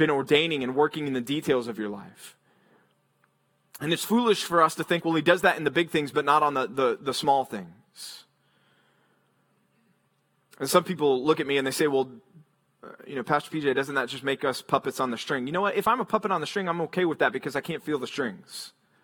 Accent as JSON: {"language": "English", "region": "Texas", "country": "United States", "tie": "born or raised there", "also_born_or_lived": "Philadelphia, Pennsylvania / Memphis, Tennessee", "moved": "as an adult", "said": "I grew up in Texas"}